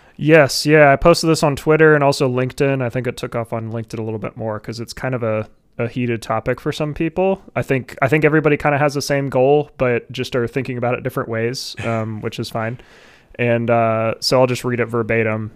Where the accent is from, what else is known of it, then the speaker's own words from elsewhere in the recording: Ohio, United States; my home state